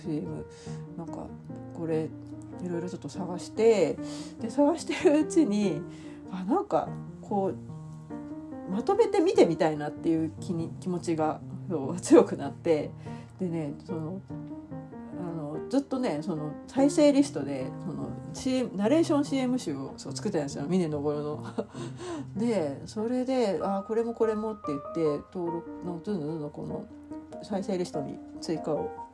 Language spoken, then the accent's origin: Japanese; Tokyo, Japan; いわゆるその私の関東生まれとか東京生まれなんで